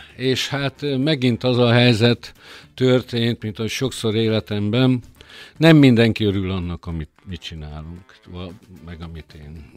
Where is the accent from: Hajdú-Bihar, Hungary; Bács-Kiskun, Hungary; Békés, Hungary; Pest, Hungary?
Békés, Hungary; békési vagyok eredetileg